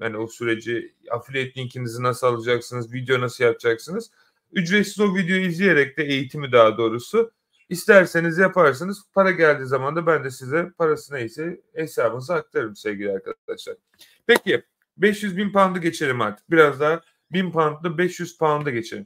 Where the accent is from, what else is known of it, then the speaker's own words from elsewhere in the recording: Turkey; now in London, United Kingdom; ben de Türkiye'de doğdum